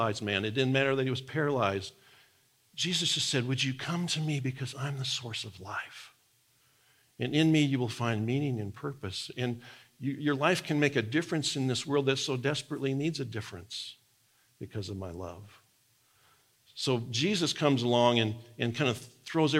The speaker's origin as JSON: {"language": "English", "region": "Nebraska", "country": "United States", "tie": "born or raised there", "moved": "yes", "said": "the farm I grew up on in Nebraska"}